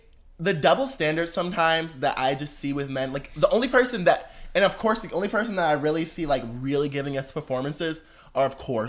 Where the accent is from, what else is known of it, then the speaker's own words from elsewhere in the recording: Michigan, United States; moved away; also born or lived in Detroit / Ohio; Oh, I'm from Michigan.